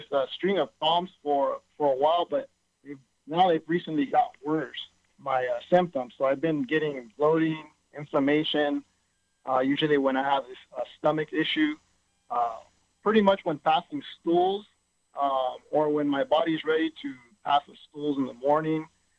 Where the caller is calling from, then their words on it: Chula Vista, California, United States; Yeah, so I'm here from Chula Vista, so I was giving you a call today.